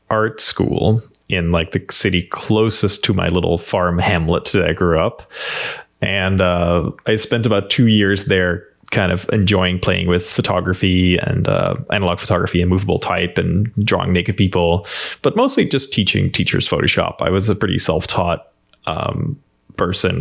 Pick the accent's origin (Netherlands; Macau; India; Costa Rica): Netherlands; accent: Dutch; English is a second language; moved away as an adult; now in United States; I grew up in a small rural town in the Netherlands